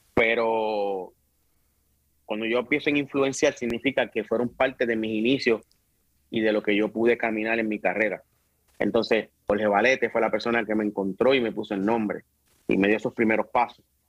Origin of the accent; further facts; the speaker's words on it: Bayamón, Puerto Rico; also born or lived in Río Piedras / Carolina; nací en Río Piedra. Me crié mi primera parte de mi, de mi edad en Carolina, y después en Bayamón